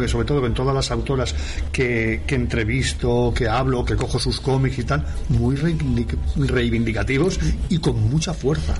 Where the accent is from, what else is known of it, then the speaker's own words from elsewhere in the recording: Gavà, Catalonia, Spain; soy de Gaba de eh, toda la vida